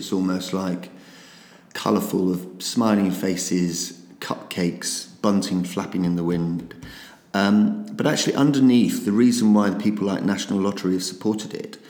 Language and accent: English; United Kingdom; even though we're incredibly British